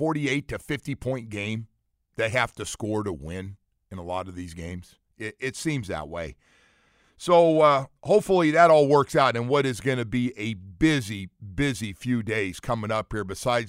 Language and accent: English; California, United States; always thought that would have been cool if they would have had that in that big old state that I grew up in California to win a state championship.